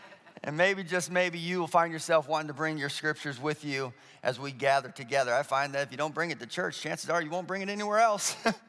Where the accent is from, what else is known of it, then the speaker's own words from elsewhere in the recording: Colorado, United States; I grew up in Colorado for a stint, and the Colorado State dinosaur is the Stegosaurus.